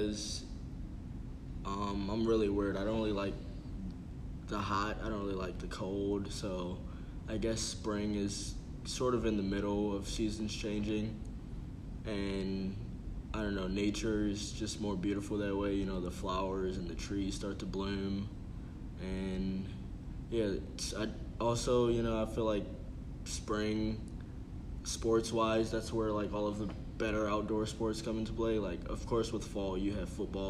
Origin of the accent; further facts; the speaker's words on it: Baltimore, Maryland, United States; I'm from Baltimore, Maryland.